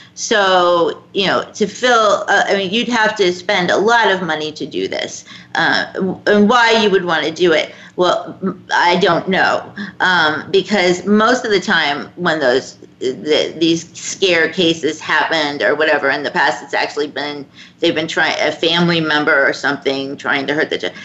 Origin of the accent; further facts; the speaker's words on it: Florida, United States; my home state of Florida